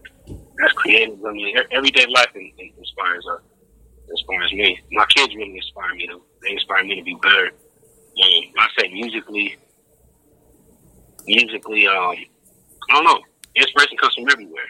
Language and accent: English; Los Angeles, California, United States; I grew up in the 818, San Fernando Valley. Part of L.A. County